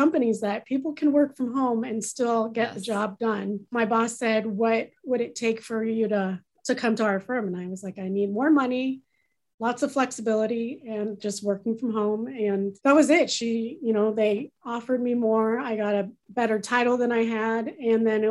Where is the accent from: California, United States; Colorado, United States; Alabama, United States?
California, United States; moved away as an adult; now in Michigan, United States; I'm not from Michigan. I'm actually originally from California